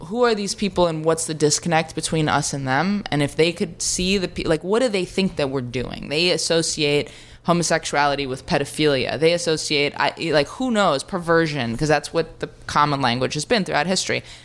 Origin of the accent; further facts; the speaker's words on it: New York City, New York, United States; I grew up on Third Street in the Bowery